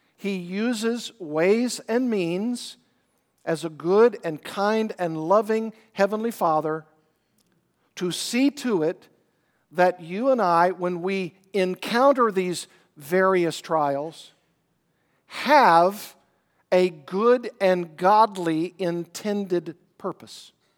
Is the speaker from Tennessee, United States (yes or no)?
no; Arkansas, United States; I grew up in Arkansas, did a lot of fishing.